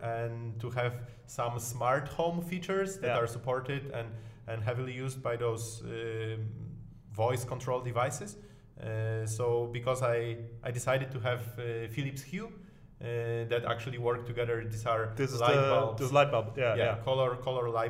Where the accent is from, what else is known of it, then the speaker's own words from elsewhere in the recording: Poland; moved away as an adult; also born or lived in Denmark; now in Berlin, Germany; I'm originally from Poland